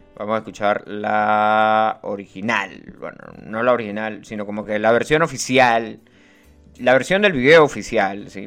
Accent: Venezuela; somos venezolanos

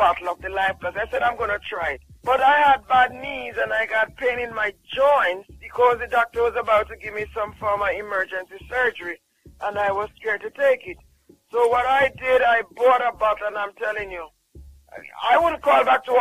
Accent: Jamaica; I'm from Jamaica

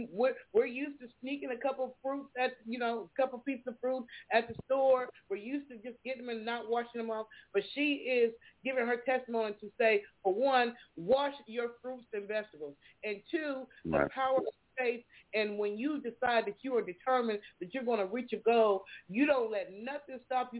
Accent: Columbus, Ohio, United States; You got them in my hometown, Columbus, Ohio.

